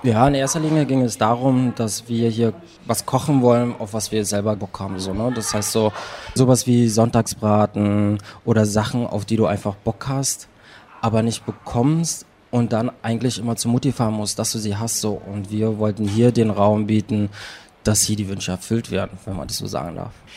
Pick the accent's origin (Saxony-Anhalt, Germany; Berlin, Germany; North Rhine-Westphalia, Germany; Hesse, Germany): Berlin, Germany; ich bin in Prenzlauer Berg geboren, dann bin ich da ein bisschen aufgewachsen